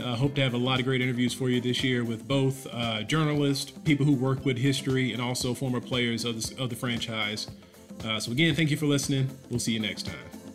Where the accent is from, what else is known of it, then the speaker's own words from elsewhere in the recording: Houston, Texas, United States; I'm from Houston